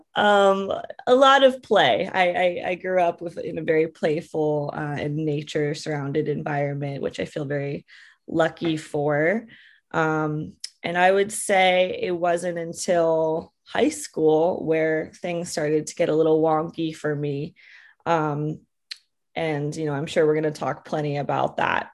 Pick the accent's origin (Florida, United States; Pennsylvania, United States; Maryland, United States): Pennsylvania, United States; Bucks County; moved away; I grew up in Bucks County, Pennsylvania, in the middle of the forest